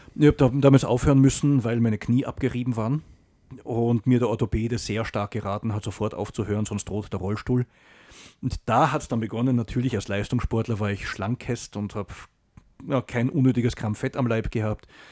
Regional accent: Salzburg, Austria; moved away as an adult; also born or lived in Germany; Ja, ich bin in Salzburg geboren

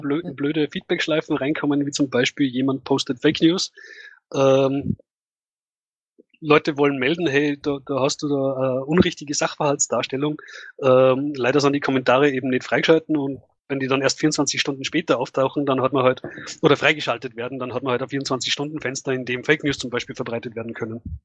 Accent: Tennengau, Salzburg, Austria; moved away; von meinem Heimatort, äh, dass es da bereits Fälle gibt und das liegt halt im Tenningau

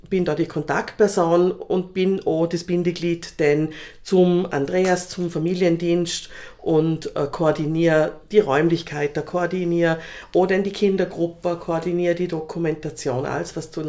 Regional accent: Hörbranz, Vorarlberg, Austria; Ich komme aus Hörbrands und äh, bin Sozialpädagogin vom Beruf her und Sozialmanagerin

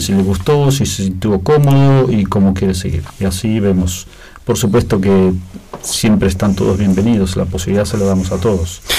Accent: Belén de Escobar, Buenos Aires Province, Argentina; moved away as an adult; also born or lived in Lienz, Austria; now in Vienna, Austria; Nos criamos en Argentina, en un pueblo que se llama Belén de Escobar

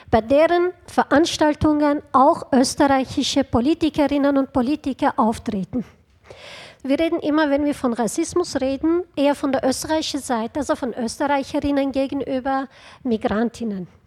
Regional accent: Turkey; ich bin in der Türkei geboren, aufgewachsen in den 80er Jahren.

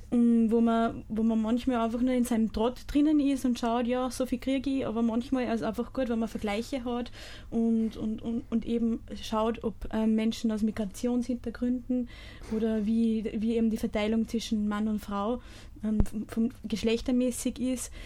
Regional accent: Bischofshofen, Salzburg, Austria; bin aus Bischofshofen

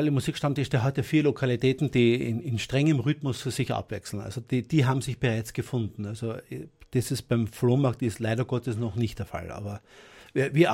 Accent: Innsbruck, Tyrol, Austria; moved away as an adult; now in Styria, Austria; Eigentlich bin ich ja kein Grazer, ich bin ein Innsbrucker. Ich habe damals in, in Innsbruck einen gewissen Bekanntheitsgrad gehabt als Literat. Ich bin dann im Jahr 95 übersiedelt in die Steiermark

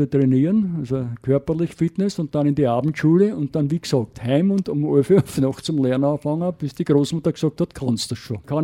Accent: Styria, Austria; Weil bis {S1} sieben Jahre bin ich ja in der Oststeiermark aufgewachsen, darum kenne ich auch das Landleben.

